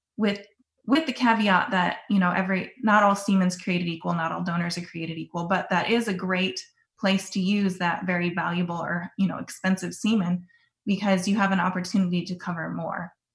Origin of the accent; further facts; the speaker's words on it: Sioux Center, Iowa, United States; also born or lived in Oklahoma; I grew up in Northwest Iowa in Sioux Center, and I grew up on a small family cow calf operation